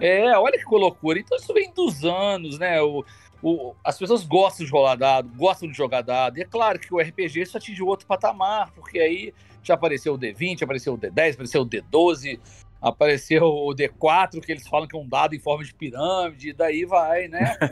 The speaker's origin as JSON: {"language": "Portuguese", "town": "Juiz de Fora", "region": "Minas Gerais", "country": "Brazil", "said": "eu sou de Juiz de Fora, né? Minas Gerais"}